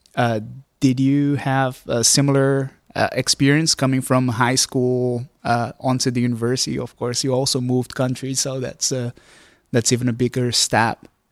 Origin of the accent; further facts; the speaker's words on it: Brazil; moved away as an adult; now in Groningen, Netherlands; I grew up in Brazil